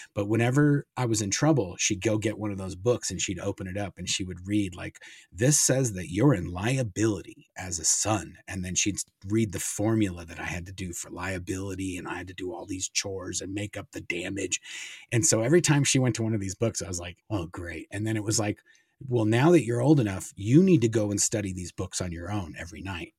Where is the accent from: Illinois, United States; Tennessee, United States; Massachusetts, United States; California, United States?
California, United States; Los Angeles; also born or lived in Kansas City, Missouri; we moved from Kansas City, my mom, my dad, and my sister, and as soon as, basically, as soon as we moved to, to California